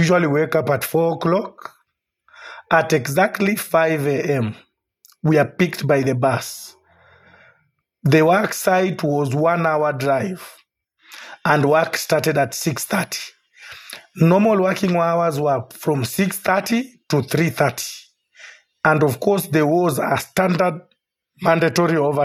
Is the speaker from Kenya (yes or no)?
yes; Kenya; also born or lived in Qatar; I'm a Kenyan.